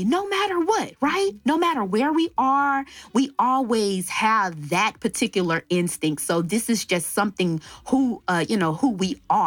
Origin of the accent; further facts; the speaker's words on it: Dallas, Texas, United States; moved away; also born or lived in Palmdale, California / Lancaster, California; I was born and raised in Dallas, Texas